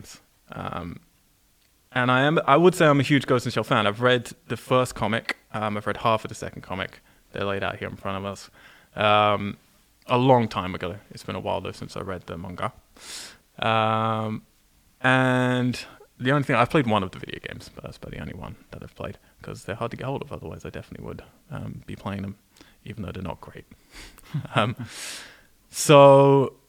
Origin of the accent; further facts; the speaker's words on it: England, United Kingdom; growing up in England